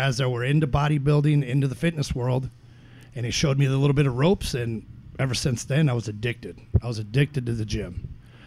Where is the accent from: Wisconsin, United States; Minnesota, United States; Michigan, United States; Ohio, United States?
Minnesota, United States; Dilworth; also born or lived in Carrizo Springs, Texas; now in Williston, United States; they wanted to settle down. So they settled down in a little town in Minnesota called Dilworth